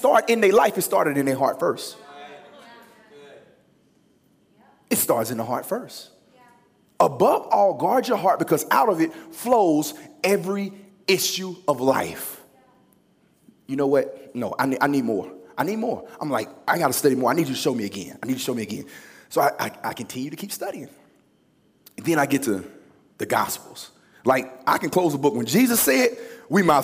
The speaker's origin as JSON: {"language": "English", "region": "Louisiana", "country": "United States", "also_born_or_lived": "Los Angeles, California", "moved": "yes", "said": "I'm from Louisiana."}